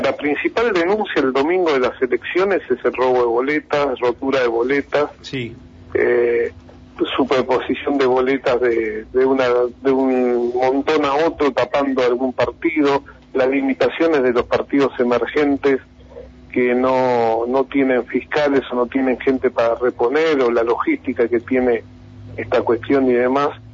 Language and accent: Spanish; Argentina